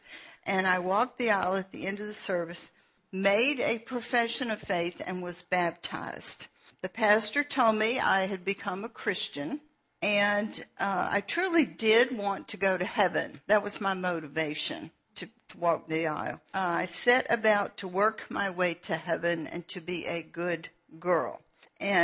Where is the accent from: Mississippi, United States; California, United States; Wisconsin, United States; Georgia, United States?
Georgia, United States; Atlanta; I was born in Atlanta